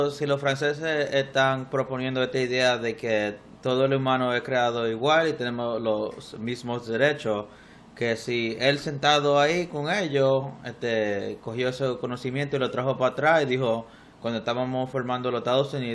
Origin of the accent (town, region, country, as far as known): Dominican Republic